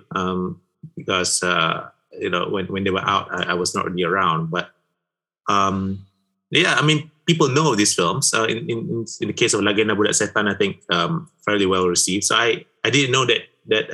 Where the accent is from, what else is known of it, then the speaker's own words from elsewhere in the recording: Malaysia; I am a Malaysian married to an Indonesian